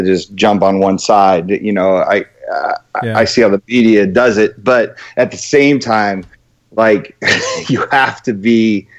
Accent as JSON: {"language": "English", "region": "New Jersey", "country": "United States", "moved": "as an adult", "said": "I'm from New Jersey."}